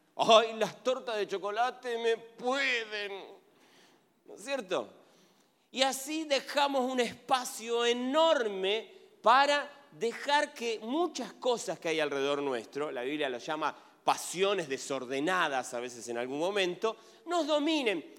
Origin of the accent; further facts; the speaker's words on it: Argentina; Soy argentino